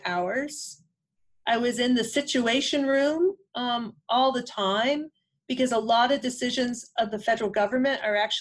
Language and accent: English; Western Massachusetts, United States; I grew up in Western Massachusetts, farming area, mixed vegetables, dairy